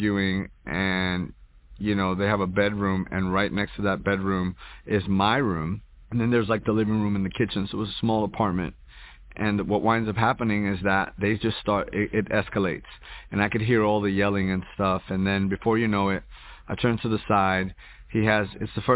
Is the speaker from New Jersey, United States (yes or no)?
yes; Hoboken, New Jersey, United States; born or raised there; also born or lived in New York; now in Houston, United States